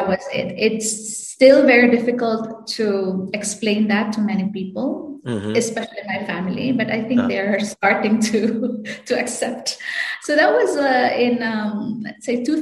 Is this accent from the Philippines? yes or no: yes; Canlaon, Negros Oriental, Philippines; moved away; I volunteered in like rural health units in Canlaon City, Negros Oriental. So that's where I come